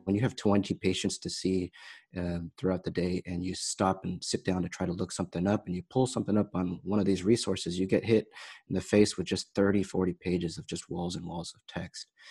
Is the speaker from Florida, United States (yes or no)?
no; Bay Area, California, United States; also born or lived in Saint Louis; I grew up in California, here in the Bay Area